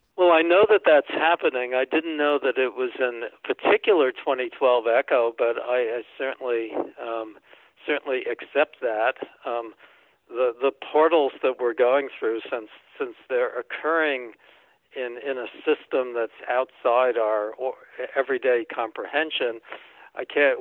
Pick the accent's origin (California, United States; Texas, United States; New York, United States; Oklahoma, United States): New York, United States; New York City; moved away as an adult; also born or lived in Massachusetts / Michigan / Maine; I grew up in New York City